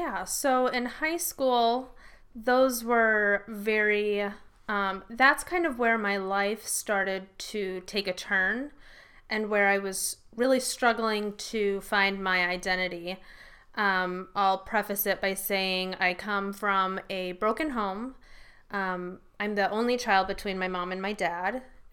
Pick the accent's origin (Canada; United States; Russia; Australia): United States; Rockford, Illinois; I grew up in Rockford.